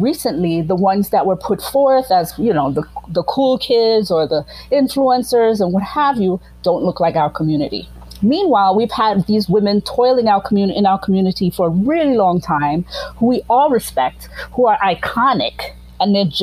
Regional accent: Grenada; I am like from Grenada

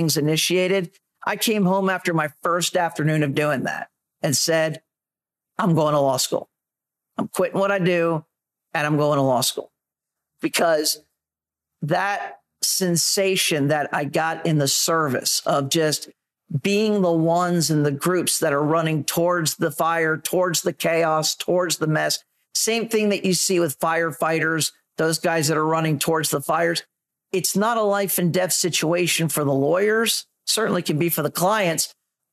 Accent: Daytona Beach, Florida, United States; I was born and raised in Daytona Beach, Florida

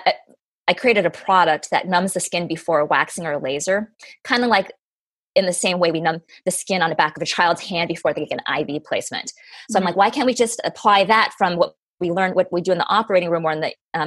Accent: Colorado, United States; I grew up in Colorado.

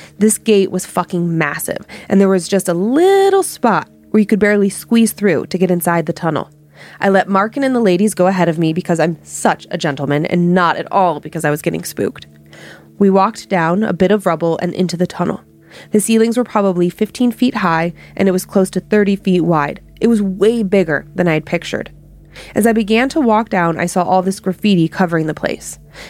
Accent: Monument, Colorado, United States; Growing up in Monument, there was a good amount of dark shit going on.

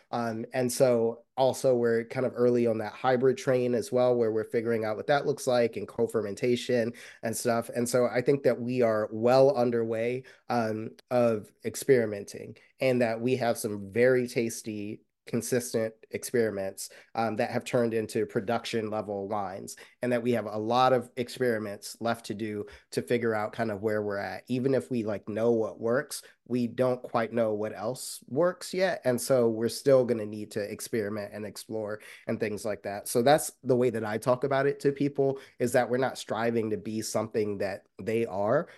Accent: Maryland, United States; I'm from Maryland. I'm from Maryland

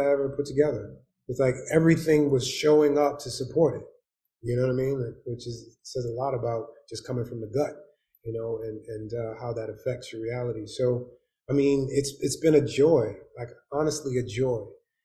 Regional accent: New York City, New York, United States; also born or lived in Winston-Salem, North Carolina / Bronx; I'm from Harlem, 80s and 90s.

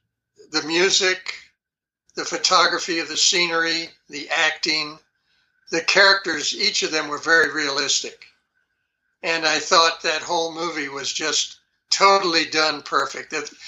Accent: New York City, New York, United States; born there; This would be way back when I was born in New York City, and I was probably maybe, I'm thinking, 5 or 6 years old

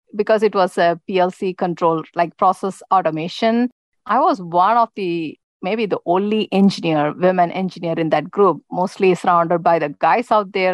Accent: India; moved away as an adult; now in United States; as a child, I grew up in India

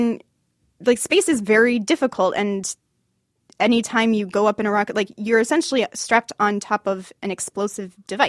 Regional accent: Michigan, United States; now in Los Angeles, United States; I grew up in Michigan.

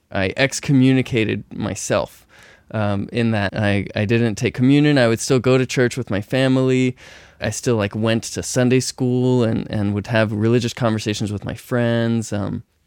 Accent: Texas, United States; I grew up in Texas

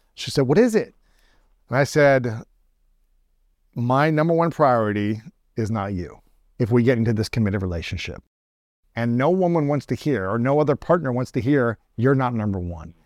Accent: Ohio, United States; I grew up in Ohio

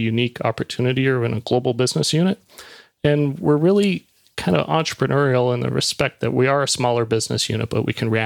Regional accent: Niagara Falls, Ontario, Canada; moved away; also born or lived in Toronto; I grew up in Niagara Falls, Ontario.

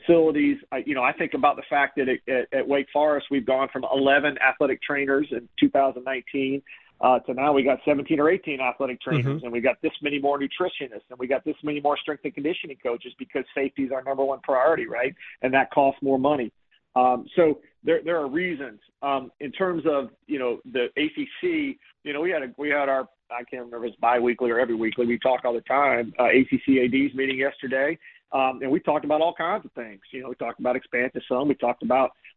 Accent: Chapel Hill, North Carolina, United States; I grew up in Chapel Hill on Tobacco Road

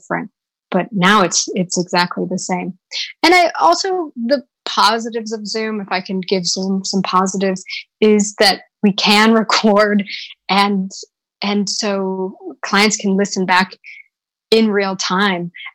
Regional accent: United States; now in London, United Kingdom; I'm American

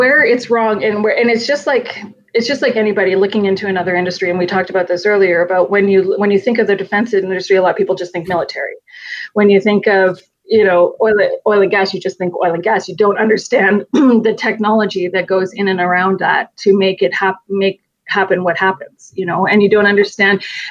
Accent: Calgary, Alberta, Canada; I'm from Calgary

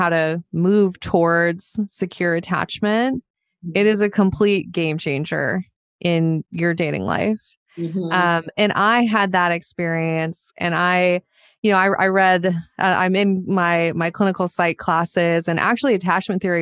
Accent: Montana, United States; I grew up in Montana

